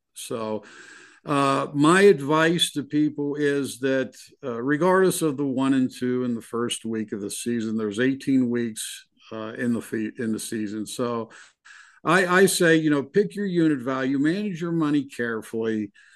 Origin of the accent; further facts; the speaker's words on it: Pittsburgh, Pennsylvania, United States; moved away; I'm originally from Pittsburgh